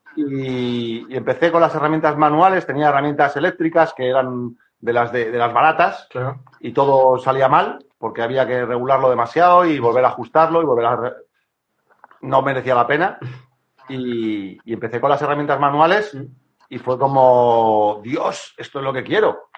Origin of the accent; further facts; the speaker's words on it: Madrid, Community of Madrid, Spain; moved away as an adult; now in Cantabria, Spain; yo cuando era pequeño en Madrid